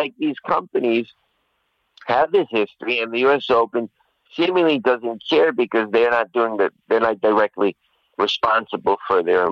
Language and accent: English; New York City, New York, United States; I'm a Queens native, born and raised in Queens, grew up in Queens.